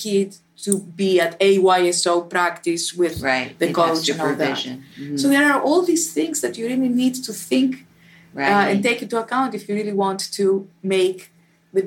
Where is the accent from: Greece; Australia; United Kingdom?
Greece; Athens, Attica; moved away as an adult; I was born in Athens and spent my first 25 years of my life there